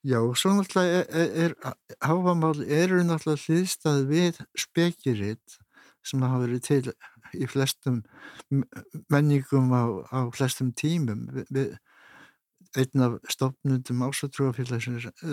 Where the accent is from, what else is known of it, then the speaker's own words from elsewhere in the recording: Iceland; við Íslandikar